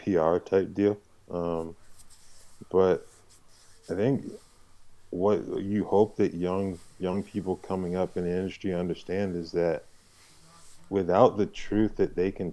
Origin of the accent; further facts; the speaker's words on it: Hartford, Connecticut, United States; moved away; also born or lived in Manchester, Connecticut; mainly grew up in Hartford